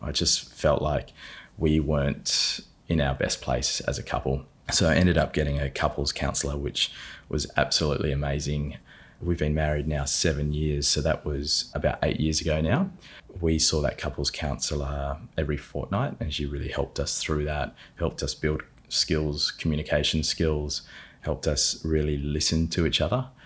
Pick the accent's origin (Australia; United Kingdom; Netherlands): Australia; Adelaide, South Australia; I was born in Adelaide, grew up there on a lot of land just out near McLaren Vale